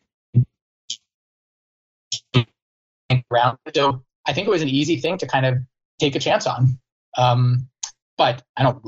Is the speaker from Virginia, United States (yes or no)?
yes; Virginia, United States; I'm from Virginia